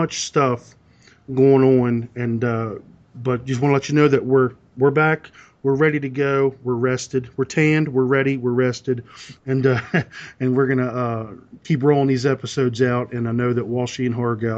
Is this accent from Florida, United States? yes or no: no; Southern Maryland, United States; I hail from Southern Maryland on the East Coast